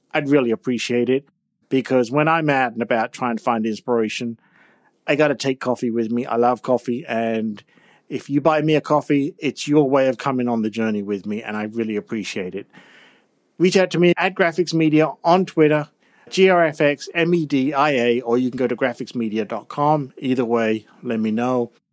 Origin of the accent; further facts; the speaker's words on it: England, United Kingdom; I'm from England with all of those old churches, all of those old towns, all of those old castles